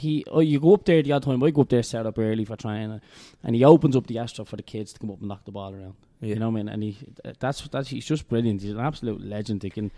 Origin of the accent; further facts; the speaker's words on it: Dublin, Leinster, Ireland; I'm obviously from Kilnarn.